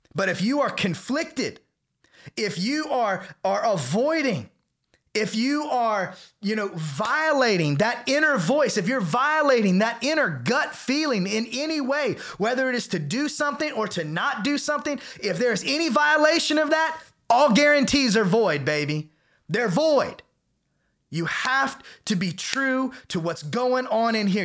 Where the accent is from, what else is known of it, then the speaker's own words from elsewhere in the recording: the South, United States; I was raised in the South, in a, you know, very charismatic church